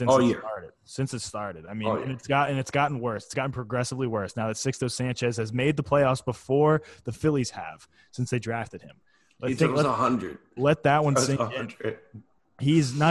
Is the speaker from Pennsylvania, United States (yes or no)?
yes; Philadelphia, Pennsylvania, United States; I am a Philadelphian.